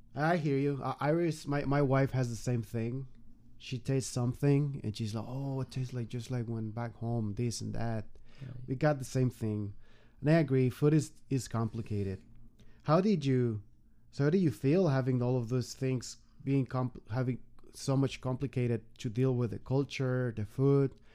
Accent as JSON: {"language": "English", "country": "Mexico", "moved": "as an adult", "lives_now": "United States", "said": "been almost three years in the U.S. and we remember when we were back in Mexico"}